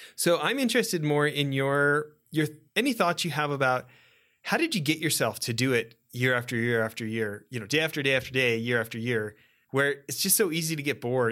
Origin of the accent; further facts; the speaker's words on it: Western Canada, Canada; also born or lived in Edmonton; you and I grew up in Western Canada and, you know, I was living in Edmonton during the Gretzky years